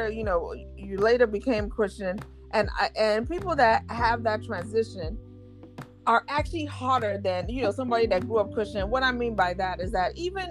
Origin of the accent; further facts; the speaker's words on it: Nigeria; growing up in Nigeria